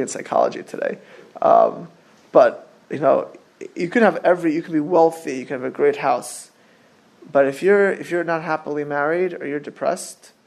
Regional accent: Miami Beach, Florida, United States; I grew up not far in Miami Beach from super wealthy people

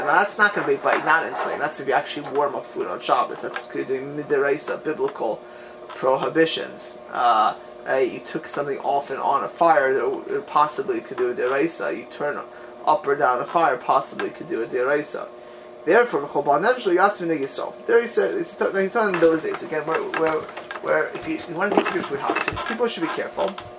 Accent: Miami Beach, Florida, United States; moved away; growing up in Miami Beach, um, in Miami Beach, Florida, where I grew up in my youth

